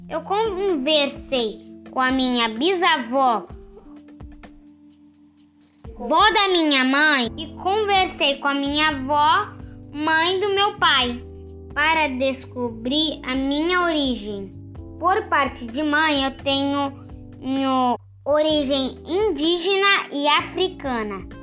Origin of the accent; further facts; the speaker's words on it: São Vicente, São Paulo, Brazil; Eu sou de São Vicente e a minha família veio do Nordeste.